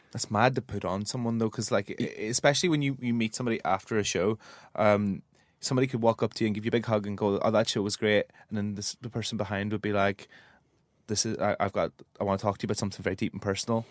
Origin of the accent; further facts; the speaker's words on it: Northern Ireland, United Kingdom; I'm from the north, but I'm from Ireland